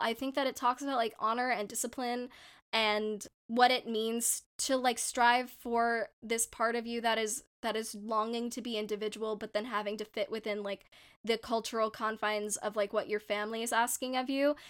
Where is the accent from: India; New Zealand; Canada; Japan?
India; my authentic experience of being a Indian person